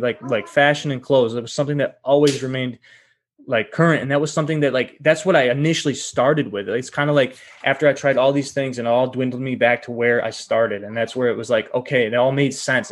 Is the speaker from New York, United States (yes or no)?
yes; Rochester, New York, United States; now in Los Angeles, United States; I'm originally from Rochester, New York